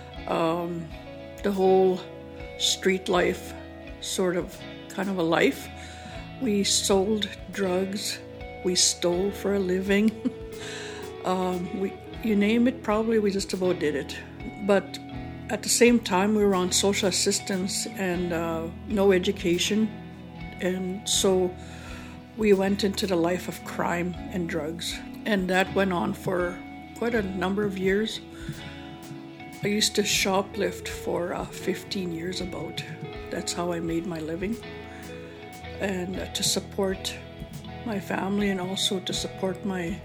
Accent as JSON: {"language": "English", "area": "One Arrow First Nation", "region": "Saskatchewan", "country": "Canada", "also_born_or_lived": "Duck Lake", "said": "I'm from One Arrow First Nation."}